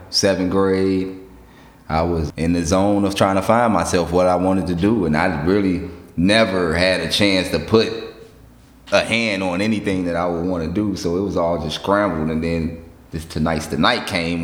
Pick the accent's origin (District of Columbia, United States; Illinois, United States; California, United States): Illinois, United States; Chicago; I am from the South Side of Chicago, East Side, 67th, on down from Stony to the Lake, 67 to about 87, for almost half my life